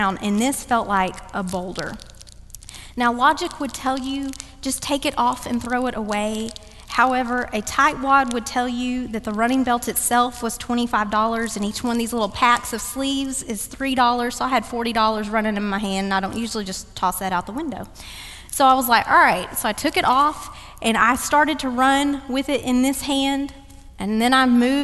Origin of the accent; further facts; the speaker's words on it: Dallas, Texas, United States; now in Cary, United States; run in Dallas, always run in my hometown